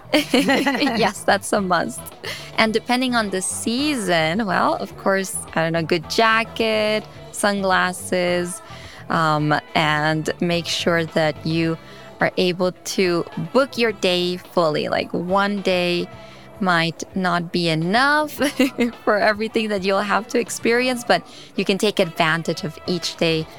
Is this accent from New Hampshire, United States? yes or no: no; New York City, New York, United States; I was born in New York City in Queens